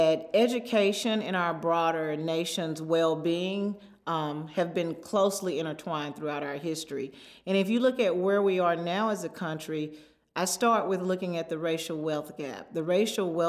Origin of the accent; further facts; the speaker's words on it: Mississippi Delta, rural Arkansas, United States; moved away; I grew up in the Delta, in the Deep South, the Mississippi Delta in rural Arkansas